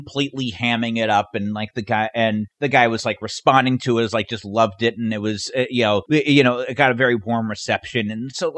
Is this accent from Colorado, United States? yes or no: no; Davis, California, United States; also born or lived in Sacramento, California; I grew up in Sacramento area, kind of I just outside Sacramento. In Davis, but then when I was a teenager, spent most of my time in Sacramento.